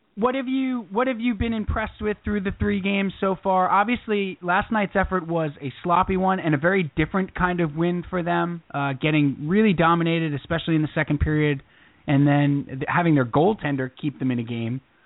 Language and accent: English; Long Island, New York, United States; growing up on Long Island